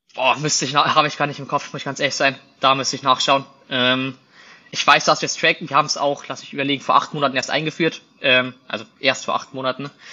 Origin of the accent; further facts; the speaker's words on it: Bavaria, Germany; moved away; Wir kommen ja aus Bayern ursprünglich